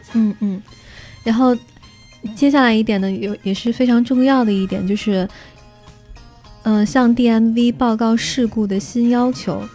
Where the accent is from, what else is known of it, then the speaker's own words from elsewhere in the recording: China; now in United States; 我们中国人来美国留学